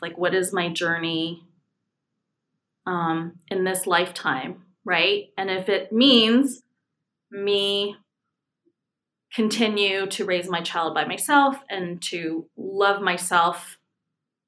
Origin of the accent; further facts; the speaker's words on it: California, United States; moved away as an adult; So I'm from California. I moved here about 5 years ago for a job.